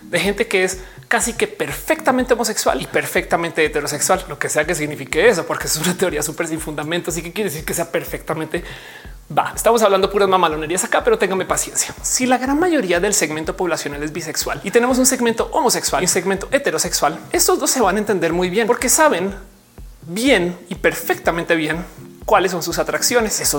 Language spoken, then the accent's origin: Spanish; Mexico; a mí me costó mucho aceptarme como mexicana.